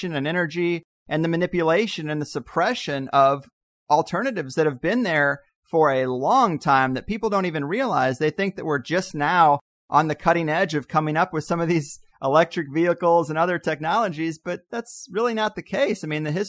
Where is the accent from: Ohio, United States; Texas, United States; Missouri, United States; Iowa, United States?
Missouri, United States; now in Southern California, United States; I grew up in Missouri